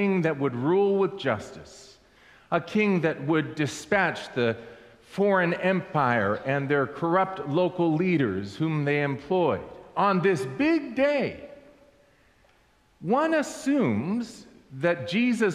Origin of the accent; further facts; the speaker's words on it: Southern California, United States; I grew up in Southern California